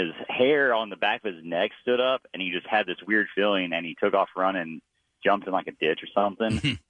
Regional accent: Texas, United States; We're from Texas.

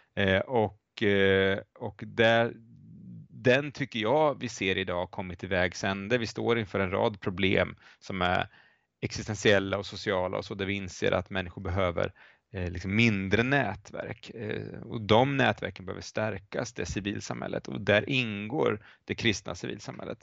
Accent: Linköping, Östergötland, Sweden; moved away as an adult; also born or lived in Lund / Uppsala / United States; jag är uppvuxen i Linköping eh, där jag har återvänt eh, till för ett antal år sedan

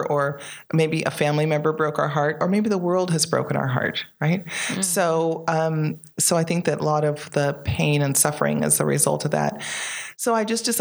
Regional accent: Bay Area, California, United States; also born or lived in Belize / Compton, California; I grew up in the Bay Area, and I had a lot of family there at the time, and we all grew up together

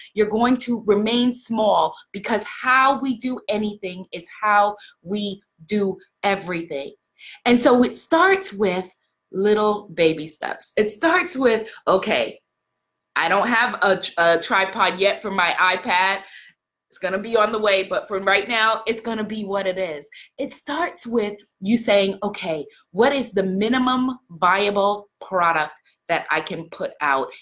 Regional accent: New York City, New York, United States; I'm from New York City

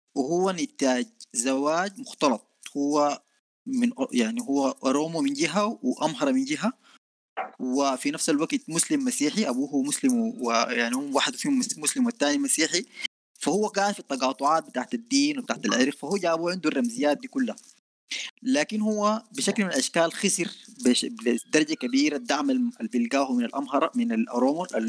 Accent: Sudan; نحن عندنا في السودان

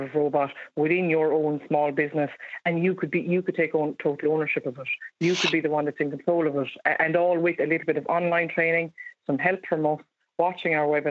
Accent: Ireland; as Irish people

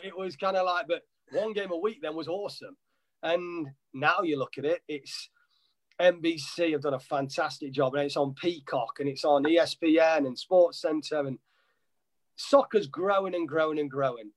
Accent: Nottingham, East Midlands, United Kingdom; moved away as an adult; now in United States; I'm originally from Nottingham, Nottinghamshire in England

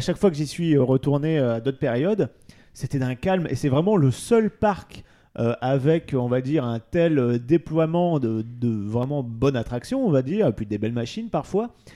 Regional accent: France

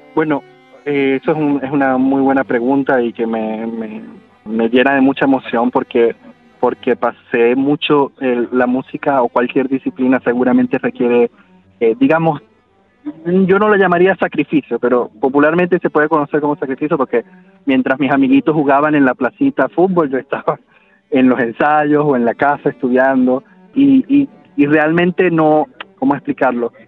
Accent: Venezuela; moved away as an adult; mi formación fue en Venezuela. Yo, eh, vi, no, no salí de Venezuela quizás como hasta cuando tuve, eh, veinte años, quizás

